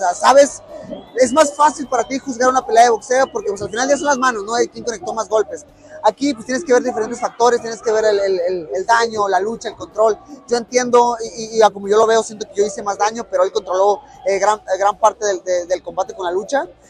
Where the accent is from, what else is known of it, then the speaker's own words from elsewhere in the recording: Mexico; como niño mexicano